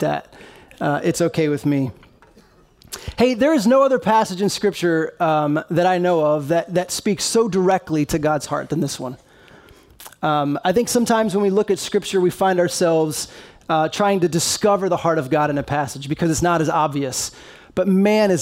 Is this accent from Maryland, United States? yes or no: yes; Maryland, United States; moved away; I grew up in Maryland and just grew up loving those Baltimore Ravens